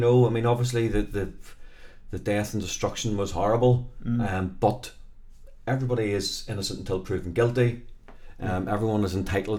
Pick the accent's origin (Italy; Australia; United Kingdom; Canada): United Kingdom; Belfast, Northern Ireland; But I'm actually from South Belfast, right, so we are very blessed.